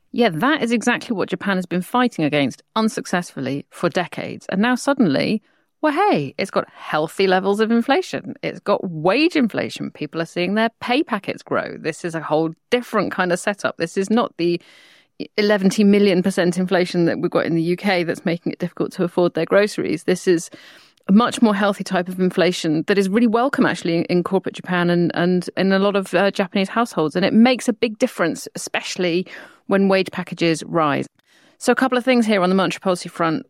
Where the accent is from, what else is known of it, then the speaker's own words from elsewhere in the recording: United Kingdom; I'm a Brit